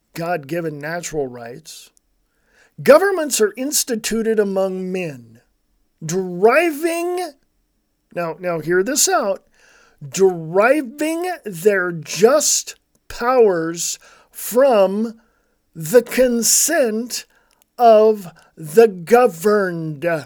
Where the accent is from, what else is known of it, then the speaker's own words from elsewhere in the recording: United States; I'm an American. I was born and raised right here in the United States of America